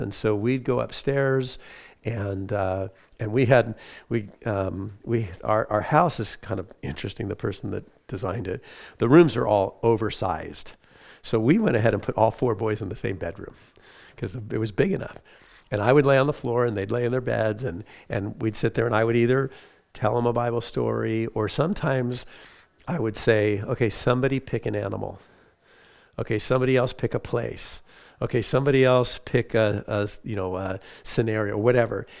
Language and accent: English; Huntington Beach, California, United States; I grew up in Huntington Beach, California